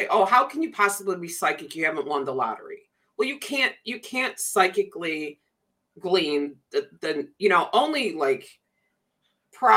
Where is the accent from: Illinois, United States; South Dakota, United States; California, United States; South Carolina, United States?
Illinois, United States; Chicago; I grew up around Chicago